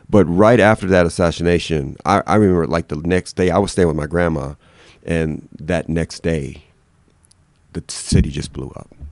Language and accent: English; Detroit, Michigan, United States; moved away; I'm from Detroit